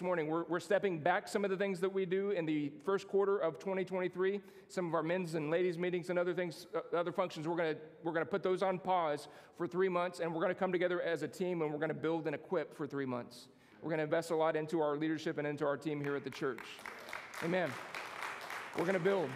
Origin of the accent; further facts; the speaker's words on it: Texas, United States; also born or lived in Minnesota; now in Indiana, United States; I'm from Texas